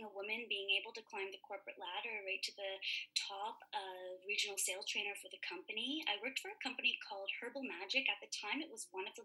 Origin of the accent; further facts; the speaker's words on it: Toronto, Ontario, Canada; moved away as an adult; now in Vancouver, Canada; I'm originally from Toronto.